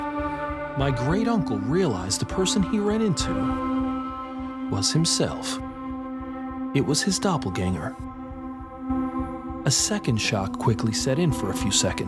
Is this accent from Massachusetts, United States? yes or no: no; New York City, New York, United States; Growing up in New York City